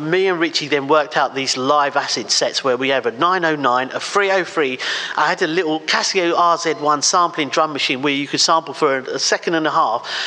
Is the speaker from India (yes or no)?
no; England, United Kingdom; well, actually, England is my home country. How dare you ask me that?